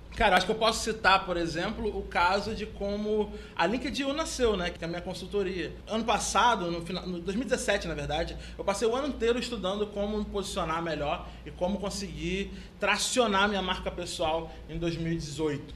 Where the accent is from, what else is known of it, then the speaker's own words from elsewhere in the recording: Rio de Janeiro, Brazil; eu sou carioca, porque eu sou professor de duas universidades aqui no Rio